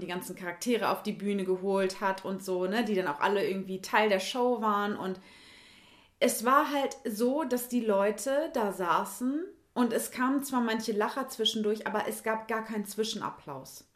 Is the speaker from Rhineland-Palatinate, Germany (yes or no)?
no; North Rhine-Westphalia, Germany; Ich bin auch Ostwestfälin und wir sind ja beide von hier sozusagen